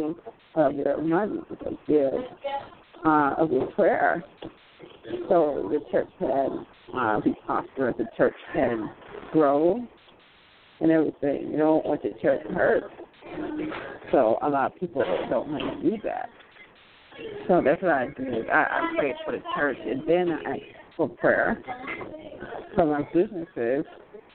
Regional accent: Florida, United States; I'm from Florida, actually

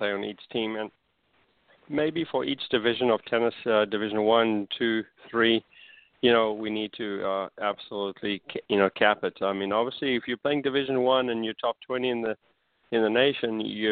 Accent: South Africa; now in Bradenton, United States; I'm from South Africa originally.

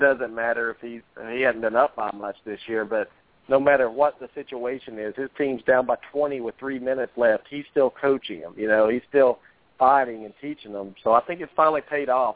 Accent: United States; I'm an American man

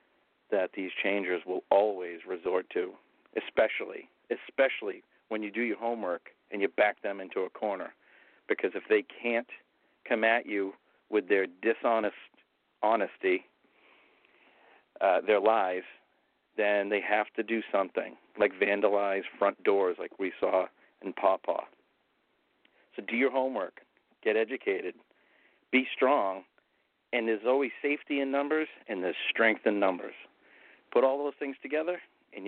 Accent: Tewksbury, Massachusetts, United States; If you Google Wamisette, Massachusetts, it will pinpoint you right to my hometown

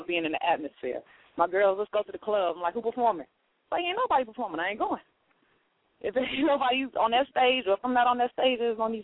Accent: North Carolina, United States; now in Chicago, United States; I'm originally from North Carolina. Raised half my life there

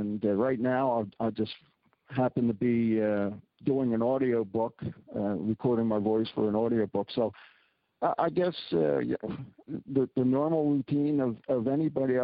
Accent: Philadelphia, Pennsylvania, United States; moved away as an adult; also born or lived in Maine / Northern Saskatchewan; now in Saskatchewan, Canada; I'm a city guy from the United States. I was born in Philadelphia and grew up in the suburbs

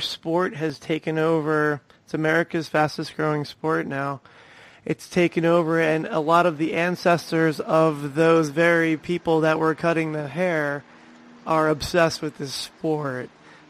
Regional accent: New Jersey, United States; I was born in New Jersey

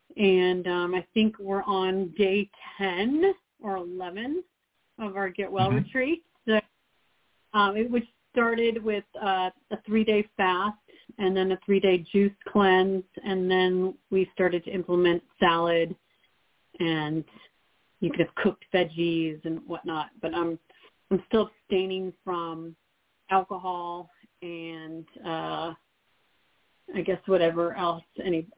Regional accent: Alaska, United States; also born or lived in Montana; And then my family moved us up to Alaska, so I grew up mainly in Alaska, probably for most of my majority of my schooling was.

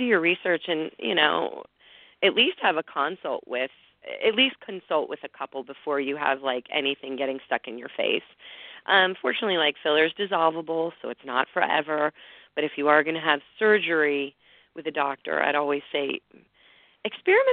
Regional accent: Pittsburgh, Pennsylvania, United States; moved away; my hometown of Pittsburgh

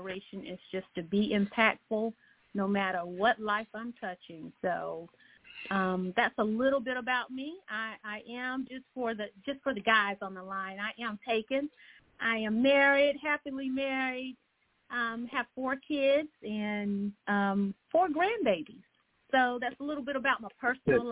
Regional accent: Georgia, United States; I'm in Augusta, Georgia. I am from the Georgia area here

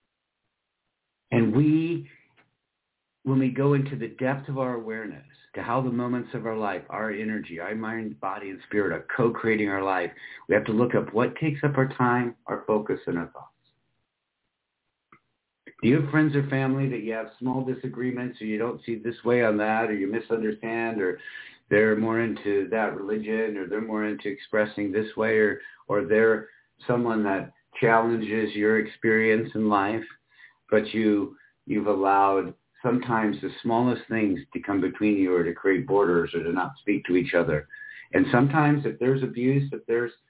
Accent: Michigan, United States; moved away; also born or lived in Iowa / Florida; I grew up in Michigan and Iowa at that time, was more on the eastern side of the state, so most of the time in the west, southwestern part of Michigan

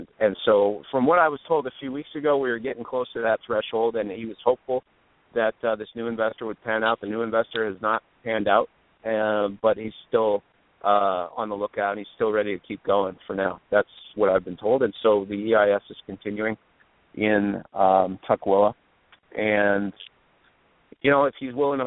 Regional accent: Quebec, Canada; moved away; I'm from Quebec

